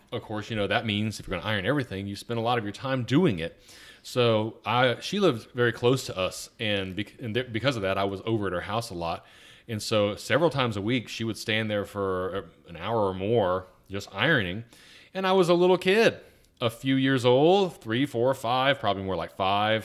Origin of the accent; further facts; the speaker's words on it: Atlanta, Georgia, United States; now in Virginia, United States; I grew up in Atlanta